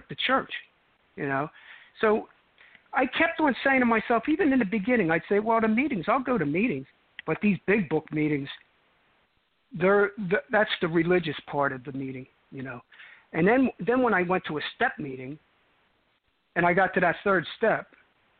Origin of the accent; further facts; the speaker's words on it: Cherry Hill, New Jersey, United States; accent: New York accent; moved away as an adult; now in Arizona, United States; I grew up right over the bridge from Philadelphia, South Jersey